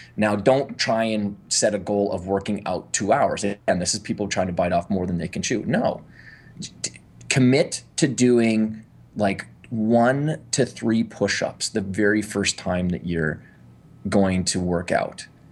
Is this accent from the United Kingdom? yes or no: no; Canada; I'm from Canada